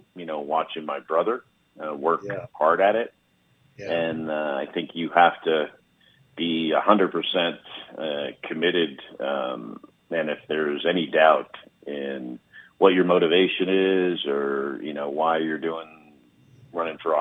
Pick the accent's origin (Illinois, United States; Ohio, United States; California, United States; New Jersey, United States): New Jersey, United States; West Orange; first language English; I was born in Orange. I grew up in West Orange